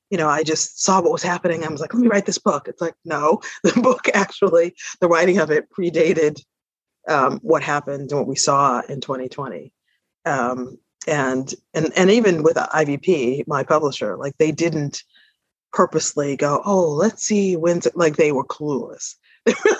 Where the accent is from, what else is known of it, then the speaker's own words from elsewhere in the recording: Boston, Massachusetts, United States; moved away as an adult; also born or lived in Paris, France / South Africa; I am a Bostonian, and I was born in Boston. My parents were from the South, and they basically migrated to Boston, and that's my formative years have been spent here